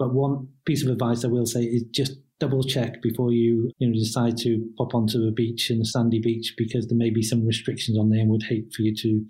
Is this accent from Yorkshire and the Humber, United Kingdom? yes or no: no; Llandudno, Wales, United Kingdom; Originally, I'm from Llandudno, but at the moment, I'm speaking to you from our headquarters, which is in Colwyn Bay.